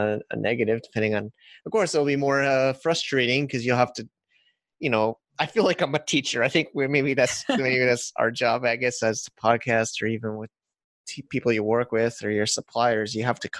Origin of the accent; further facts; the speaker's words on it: United States; as an American